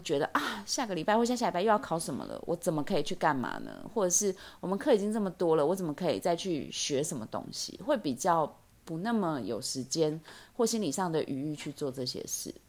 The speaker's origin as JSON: {"language": "Chinese", "region": "Taipei", "country": "Taiwan", "said": "我是台北人"}